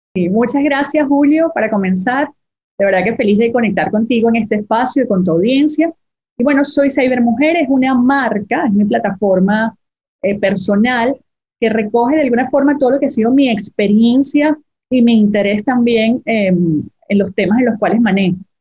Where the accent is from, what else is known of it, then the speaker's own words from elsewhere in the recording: Venezuela; Yo hice 10 años de vida corporativa en mi país, soy venezolana